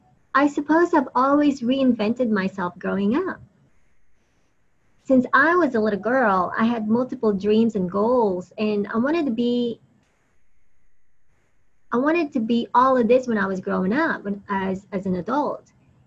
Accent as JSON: {"language": "English", "town": "Atlanta", "region": "Georgia", "country": "United States", "tie": "born or raised there", "also_born_or_lived": "Philippines", "said": "I was born in the Philippines and I lived there for a few years when I was very young before I moved to Atlanta to live permanently with my family, my parents and my brothers."}